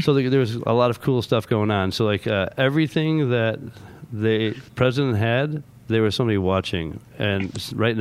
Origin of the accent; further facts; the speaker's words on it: Chicago, Illinois, United States; I grew up in Chicago, and there's a three, you know, we lived in one of those one-and-a-half-story brown Chicago houses on the northwest